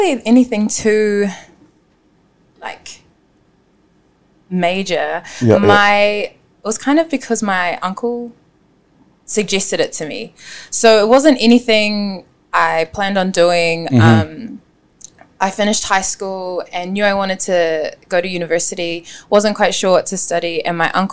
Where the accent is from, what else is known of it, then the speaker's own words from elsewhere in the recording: Auckland, New Zealand; I am born and raised in West Auckland.